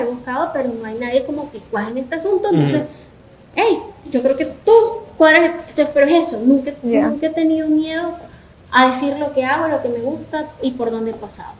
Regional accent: Venezuela; now in El Salvador; lo que puedo percibir como venezolana

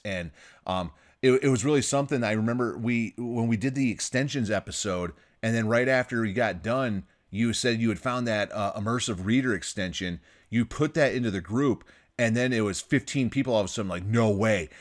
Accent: Michigan, United States; now in California, United States; my home state where I grew up, Michigan

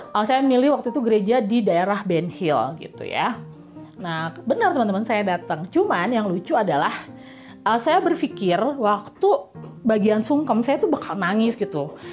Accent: Jakarta, Indonesia; born there; suka nganggap remeh kita gitu yang lahir di Jakarta uh, karena kita bahasa Bataknya istilahnya berpasir-pasir nggak fluent ya bukan native speaker

